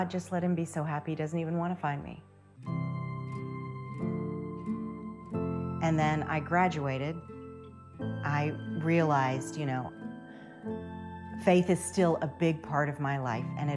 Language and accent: English; Lexington, Kentucky, United States; moved away as an adult; also born or lived in Ohio; Lexington, my hometown